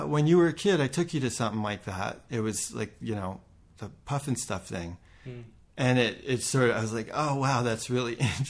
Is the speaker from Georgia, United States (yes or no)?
yes; Atlanta, Georgia, United States; moved away; also born or lived in Colorado Springs; I was born in Atlanta